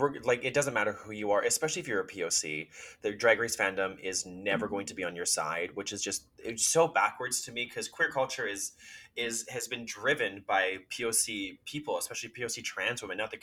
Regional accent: Canada; I as Canadians, I think we should be winning all the US titles because we're obviously better.

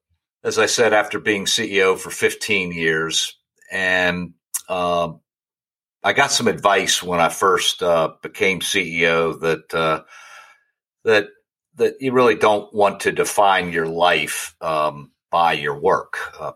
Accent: Richmond, Virginia, United States; moved away as an adult; now in St. Louis, United States; I'm from Richmond, Virginia, originally

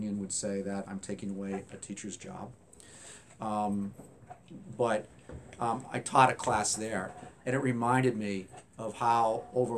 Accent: Hanover, New Hampshire, United States; moved away as an adult; also born or lived in Atlanta, Georgia / Providence, Rhode Island; I grew up in New Hampshire, went to Hanover High School

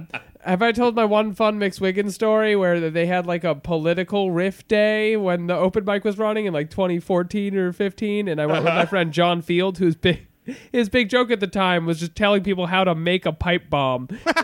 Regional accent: Needham, Massachusetts, United States; I'm from Needham.

